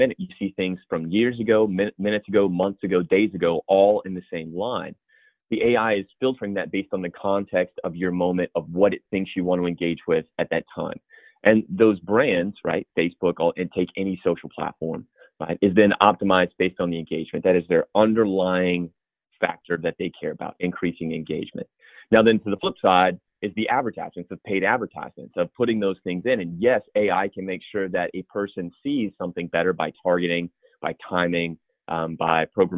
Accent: the South, United States; now in Charleston, United States; If my accent comes through, I'm from the South. I live in Charleston.

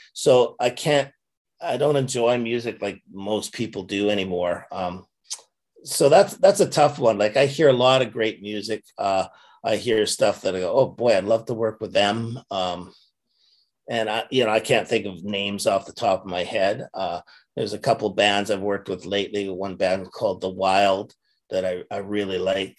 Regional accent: Canada; being Canadian

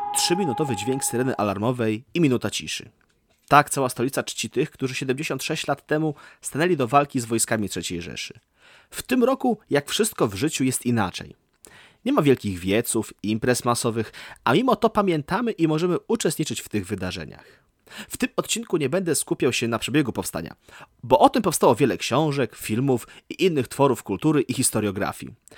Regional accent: Warsaw, Masovian Voivodeship, Poland; urodziłem się i mieszkam w Warszawie

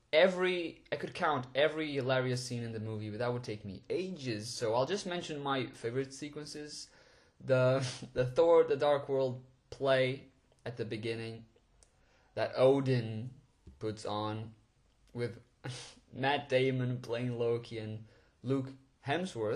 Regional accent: Portugal; moved away as an adult; also born or lived in London; I was born and raised in Portugal, and after high school I decided to go to London alone to attend university

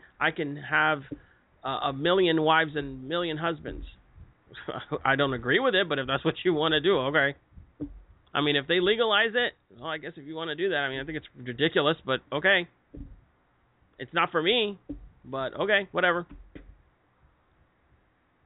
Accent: United States; our freedom as Americans

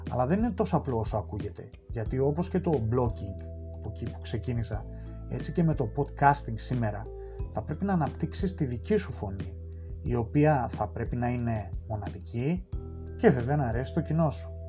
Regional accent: Thessaloniki, Central Macedonia, Greece; born there; Γεννήθηκα στη Θεσσαλονίκη και από μικρό γύρισα κάθε άκρη τη ελλάδα ακολουθώντα τον πατέρα μου σε πολλέ από τι μεταθέσεις του ως αξιωματικός του ελληνικού στρατού.

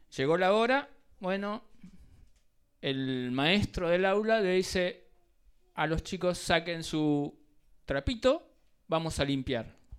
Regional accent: Argentina; como latinos, argentinos

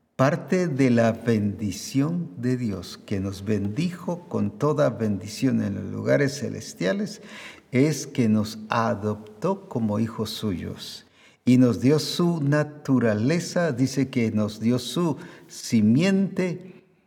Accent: Guatemala; como decimos aquí en Guatemala

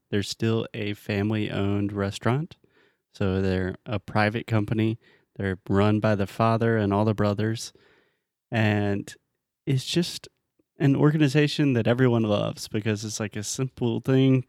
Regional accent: United States; I'm American.

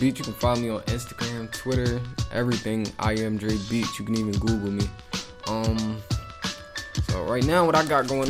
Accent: Philadelphia, Pennsylvania, United States; North Philly.

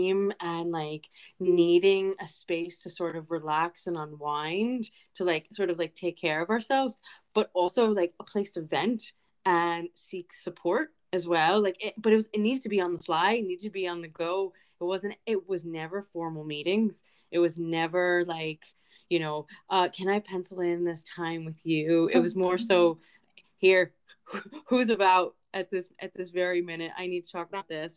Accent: New York, United States; moved away as an adult; now in Belfast, United Kingdom; I am originally from New York

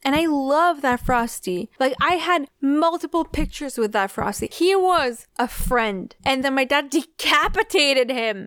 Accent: Canada; we're Canadian

